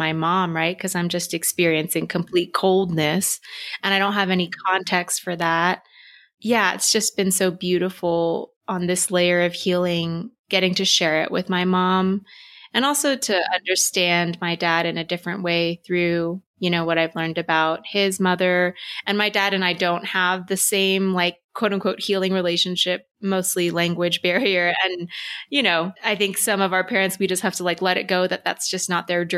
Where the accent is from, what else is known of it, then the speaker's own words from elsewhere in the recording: Texas, United States; growing up in Texas, it's so white